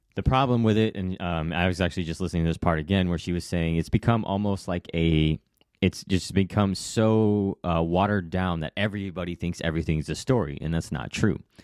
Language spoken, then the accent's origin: English; Hawaii, United States; moved away; I was raised in Hawaii, but I've come and gone two or three, three times